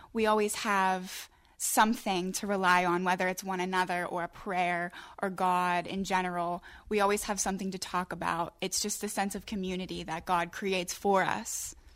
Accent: Crafton, Pennsylvania, United States; I'm from Crafton Ingram. I graduated from Montour High School.

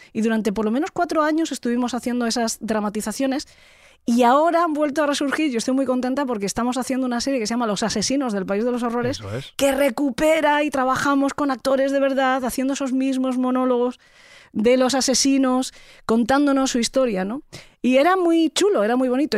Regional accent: Spain

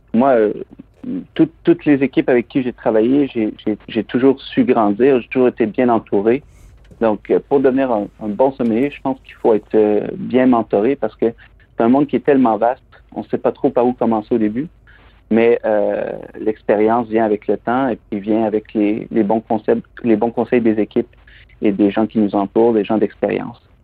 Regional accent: Plessisville, Quebec, Canada; moved away as an adult; also born or lived in Montreal / London; je suis originaire des Bois-Francs, je suis originaire de la région de Plessisville.

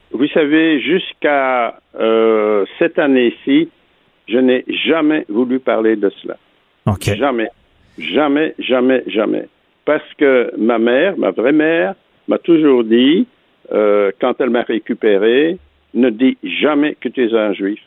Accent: Antwerp, Flanders, Belgium; born or raised there

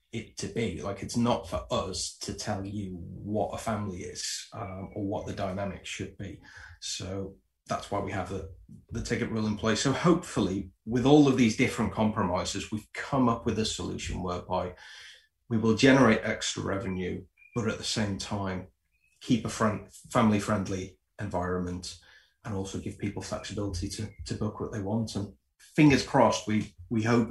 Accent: Liverpool, North West England, United Kingdom; also born or lived in Preston; I'm from Liverpool, but I went to university in Preston.

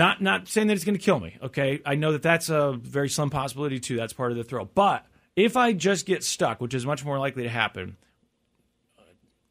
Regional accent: Missouri, United States; I'm from Missouri

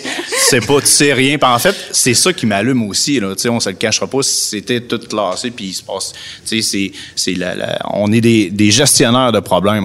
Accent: Lévis, Quebec, Canada; also born or lived in Montreal; Je suis un gars natif de Lévis

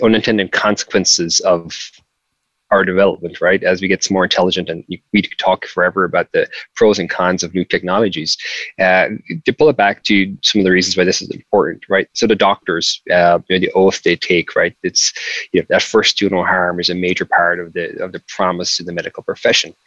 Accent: Mitchelstown, Munster, Ireland; moved away as an adult; now in San Francisco, United States; I'm from a really small town. I'm from I'm from Mitchellstown County, Cork

